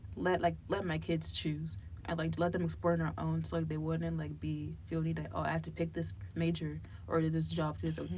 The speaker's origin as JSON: {"language": "English", "town": "Hillside", "region": "New Jersey", "country": "United States", "tie": "born or raised there", "moved": "yes", "lives_now": "Cincinnati, United States", "said": "I grew up in New Jersey, like my younger, earlier childhood years, and I grew up in a place called Hillside, and it's like near Newark and Irvington"}